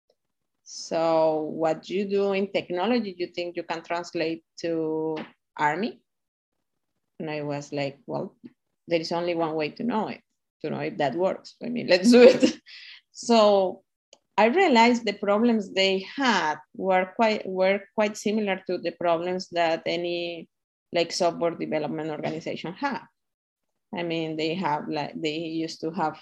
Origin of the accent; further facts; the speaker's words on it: Costa Rica; Costa Ricans, that the word is ticos, we are kind of the same, that is igualiticos